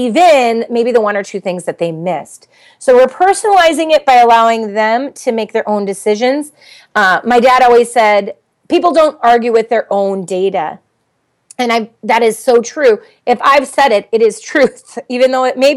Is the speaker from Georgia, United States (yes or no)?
no; Minnesota, United States; I'm from Minnesota